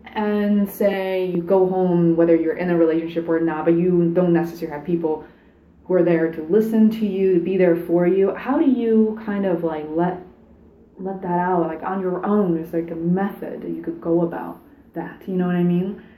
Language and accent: English; Beijing, China; now in United States; I didn't grow up here. I grew up in Beijing.